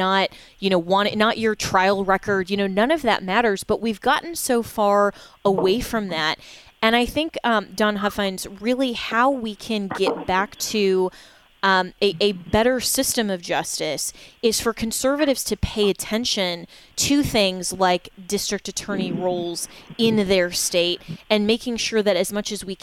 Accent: Colorado, United States; moved away as an adult; now in Florida, United States; in my home state, or former now home state of Colorado, my home state is now Florida

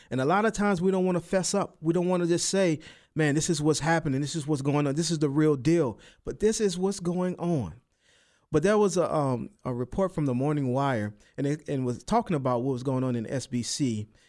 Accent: New Orleans, Louisiana, United States; accent: New Orleans; my, my little accent, my New Orleans accent

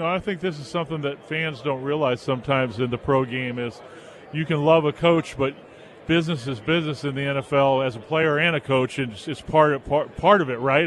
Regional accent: Southern California, United States; I grew up in Southern California during those incredible runs with UCLA

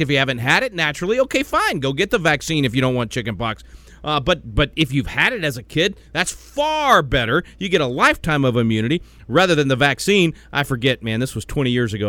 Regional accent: Little Rock, Arkansas, United States; being from Arkansas, I know exactly what you're talking about. I was born in Little Rock. My most of my family still is in Arkansas.

